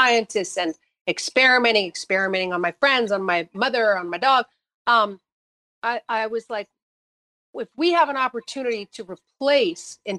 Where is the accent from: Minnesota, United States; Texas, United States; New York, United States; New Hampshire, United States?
New Hampshire, United States; I grew up in New Hampshire